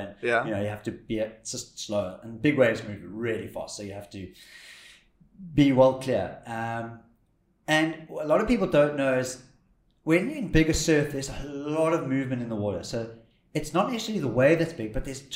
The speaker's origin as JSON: {"language": "English", "town": "Cape Town", "region": "Western Cape", "country": "South Africa", "said": "where are you from? And we said Cape Town"}